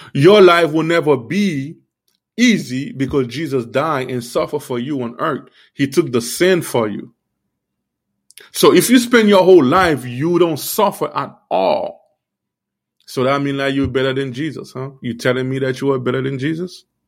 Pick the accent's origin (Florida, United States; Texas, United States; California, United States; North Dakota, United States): Florida, United States; Miami; also born or lived in Haiti; I grew up in Miami.